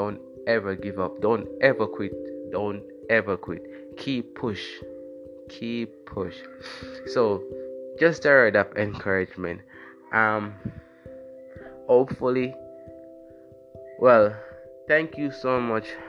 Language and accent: English; Jamaica; I'm from Jamaica